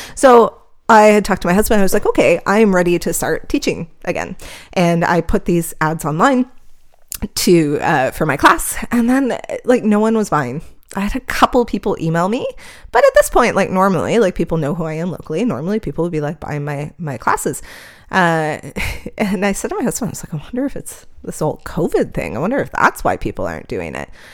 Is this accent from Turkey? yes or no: no; Canada; I'm Canadian here